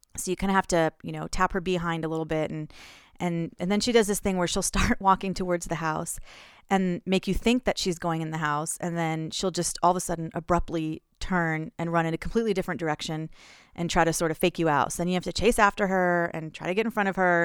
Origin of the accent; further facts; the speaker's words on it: Houston, Texas, United States; moved away as an adult; also born or lived in northern Minnesota; now in Minnesota, United States; I'm from Houston